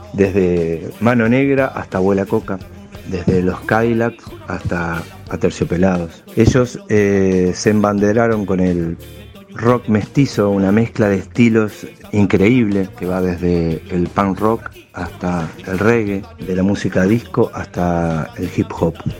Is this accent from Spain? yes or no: no; Uruguay; soy músico, compositor uruguayo